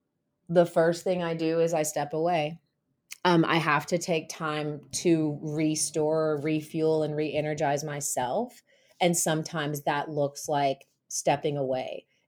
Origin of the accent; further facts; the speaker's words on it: the South, United States; So basically, growing up in the South and growing up in a really rural area, hunting was really popular.